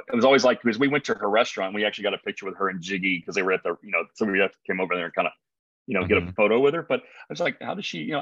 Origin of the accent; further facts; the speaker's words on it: the South, United States; now in San Diego, United States; I am from the South